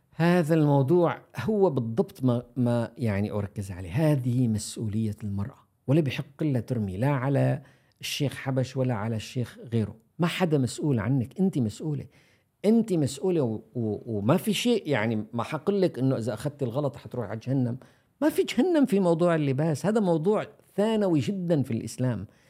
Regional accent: Syria; نحن عندنا عندنا في سوريا

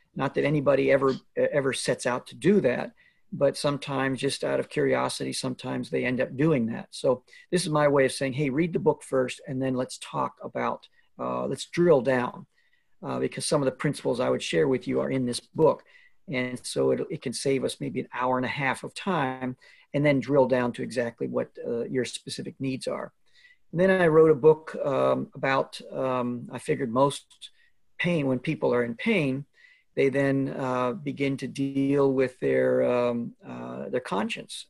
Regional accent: Alberta, Canada; moved away; I grew up in Alberta, Canada

